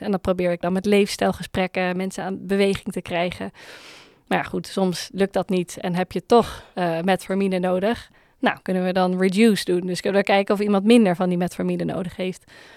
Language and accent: Dutch; Netherlands; als Nederlanders